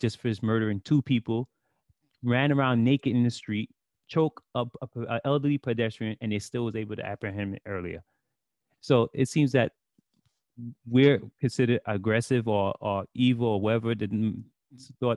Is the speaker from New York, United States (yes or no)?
yes; New York City, New York, United States; I know how the streets are because I grew up in Brooklyn